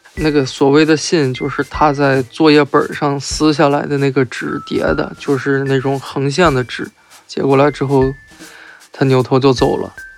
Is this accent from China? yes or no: yes; Shandong, China; 我来自山东